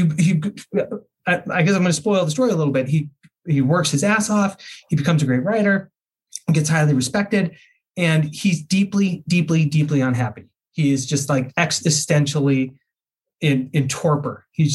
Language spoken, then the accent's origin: English; Salt Lake City, Utah, United States; also born or lived in Vermont; being born and raised in Salt Lake City, being a native